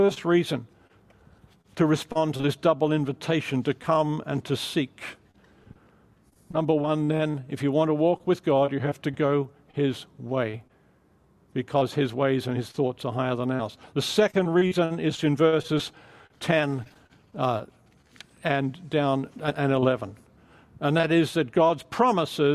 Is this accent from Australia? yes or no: yes; Australia; moved away as an adult; also born or lived in England / London; now in California, United States; I'm Australian